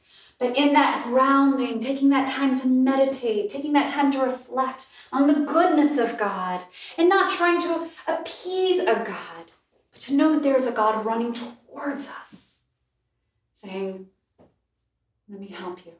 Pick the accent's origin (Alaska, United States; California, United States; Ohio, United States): Alaska, United States; I'm from Alaska, on an island in Alaska